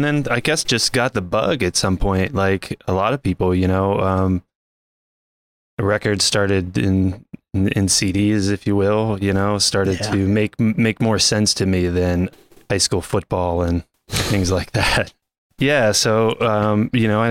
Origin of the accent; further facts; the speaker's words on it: Masontown, Pennsylvania, United States; now in California, United States; I grew up in Pennsylvania